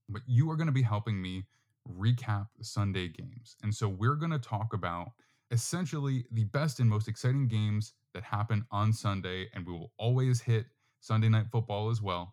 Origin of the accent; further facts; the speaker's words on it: New York, United States; also born or lived in Florida; now in Texas, United States; I am from New York, not really from New York City per se, but close enough